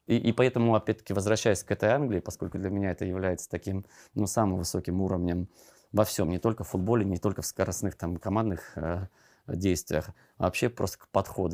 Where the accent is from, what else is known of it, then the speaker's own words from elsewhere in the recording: Siberia, Russia; я же из Сибири тоже